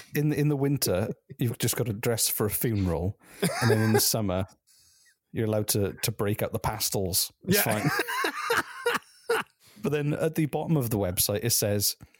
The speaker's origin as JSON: {"language": "English", "area": "the Valleys", "region": "Wales", "country": "United Kingdom", "moved": "yes", "lives_now": "Canada", "said": "I'm from a place called the Valleys"}